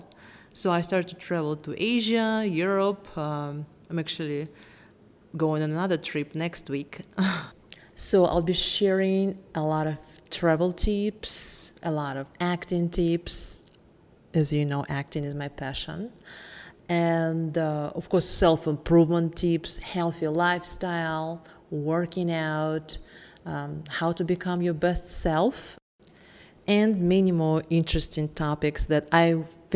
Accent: Moscow, Russia; accent: Russian; English is a second language; moved away as an adult; also born or lived in Atlanta, Georgia, United States; now in Los Angeles, United States; I'm obviously also Russian. I'm sure you can tell by my accent. It's hard to hide. I'm from Moscow. I moved to Atlanta when I was 19 with my mom and my brother

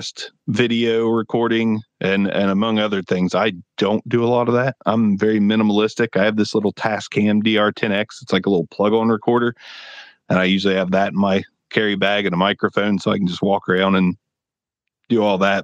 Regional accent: Ohio, United States; I'm from Ohio

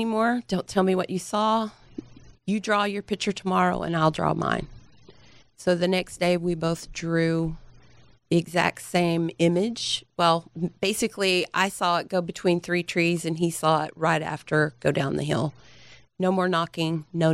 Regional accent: Dallas, Texas, United States; also born or lived in Garland, Texas; I'm from here. I'm from Dallas, Texas

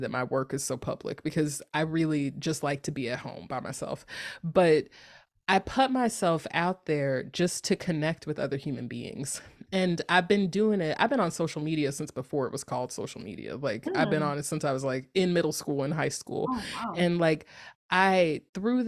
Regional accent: North Carolina, United States; moved away as an adult; now in Northern California, United States; I'm from North Carolina, and it's like very much like I lived in North Carolina for a very long time

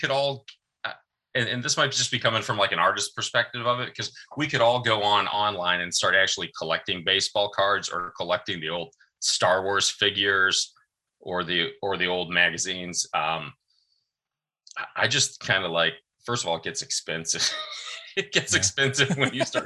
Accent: Arizona, United States; moved away as an adult; now in Washington, D.C., United States; I'm originally from Arizona, and we had moved from Arizona out to DC

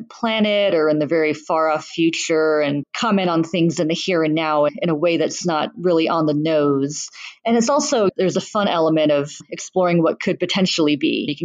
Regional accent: Saudi Arabia; also born or lived in Bahrain; I grew up in the Middle East, raised in Saudi Arabia and Bahrain

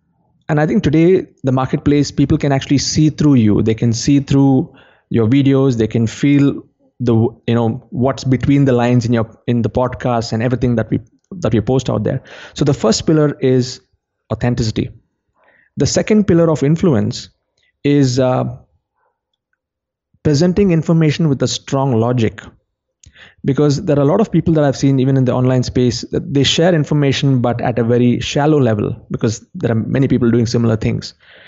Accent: India; Yeah, John, the way things have evolved, like since I come from India, I can go back to how the experts were back in the day before the education system

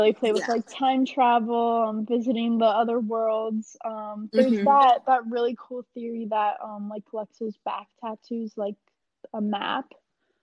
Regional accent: San Diego, California, United States; So we're from San Diego

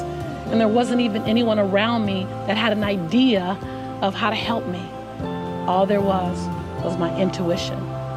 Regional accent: Los Angeles, California, United States; Born and raised in South Central Los Angeles

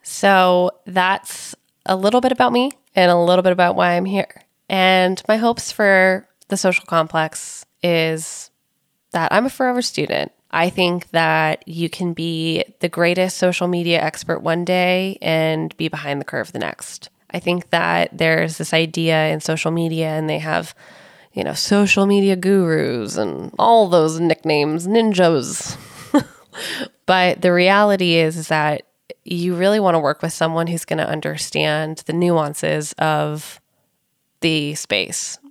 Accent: Silicon Valley, California, United States; I grew up in Silicon Valley, and I was surrounded by entrepreneurs and big tech companies

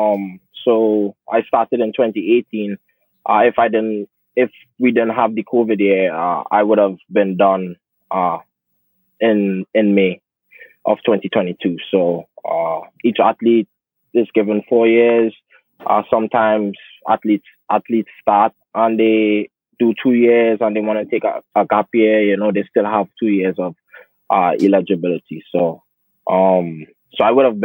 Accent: Trinidad & Tobago; moved away as an adult; now in United States; I'm from Trinidad and Tobago. I'm an international student athlete at Stony Brook

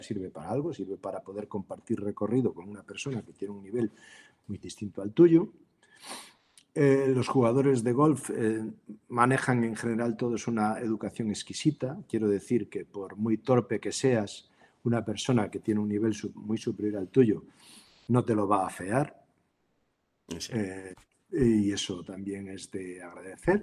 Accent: Galicia, Spain; moved away; also born or lived in Vigo; por origen, yo soy gallego

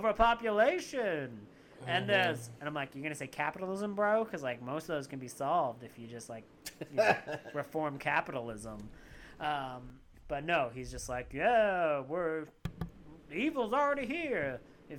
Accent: Canada; I am a Canadian. I'm super Canadian

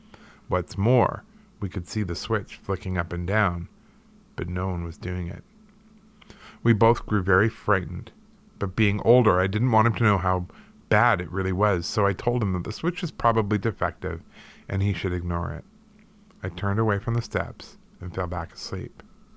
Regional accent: St. Louis, Missouri, United States; This story takes place in my hometown of St. Louis, Missouri, in our haunted family home. I still live in the city, but have long since moved away from that house.

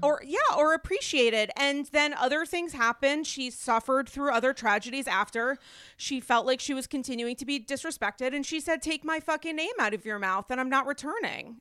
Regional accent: Rhode Island, United States; I'm from Rhode Island

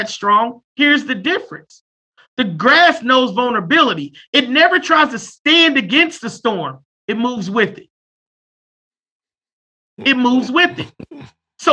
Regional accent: United States; Every one of us, we're American

